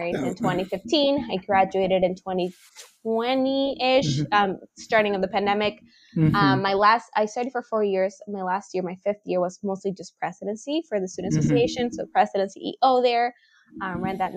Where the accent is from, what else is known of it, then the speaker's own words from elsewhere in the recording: Honduras; moved away as an adult; now in Nova Scotia, Canada; being born and raised in Honduras